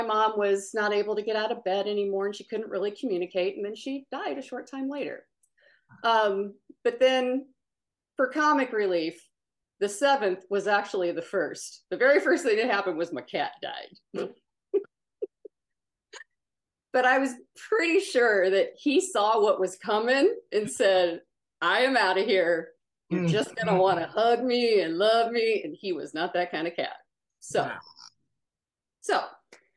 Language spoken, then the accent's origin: English; Omaha, Nebraska, United States; moved away as an adult; also born or lived in Dallas, Texas; I grew up in Omaha. I went to Dallas for school. I consider both of them my home because most of my people are in both.